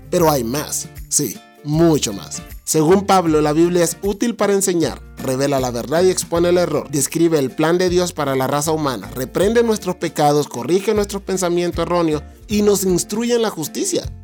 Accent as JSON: {"language": "Spanish", "country": "Honduras", "said": "y los hondureños tenemos una forma particular de hablar. Pero si vos me estás escuchando desde Honduras, sabes que mi forma de hablar ya no se parece a la forma de hablar de los hondureños."}